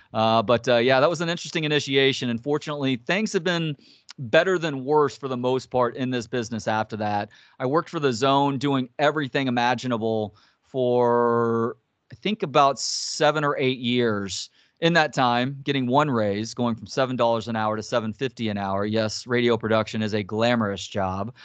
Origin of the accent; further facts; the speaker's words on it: Dallas, Texas, United States; also born or lived in Tyler, Texas / Longview, Texas / San Antonio, Texas / Carrollton, Texas; now in Austin, United States; I grew up in Dallas, home is Austin